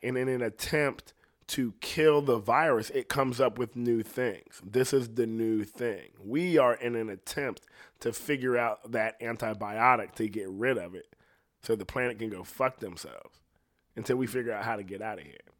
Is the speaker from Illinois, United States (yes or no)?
no; Ohio, United States; I'm from Ohio.